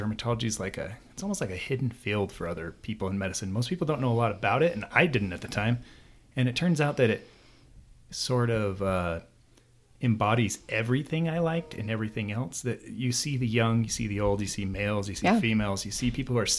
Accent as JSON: {"language": "English", "town": "Las Vegas", "region": "Nevada", "country": "United States", "tie": "born or raised there", "also_born_or_lived": "San Diego", "moved": "yes", "lives_now": "Utah, United States", "said": "I was born and raised in Las Vegas"}